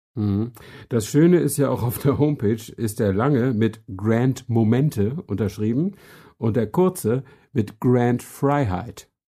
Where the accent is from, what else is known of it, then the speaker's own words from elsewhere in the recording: Flensburg, Schleswig-Holstein, Germany; moved away as an adult; also born or lived in Hamburg; now in Berlin, Germany; ich bin äh, in Flensburg äh, geboren und aufgewachsen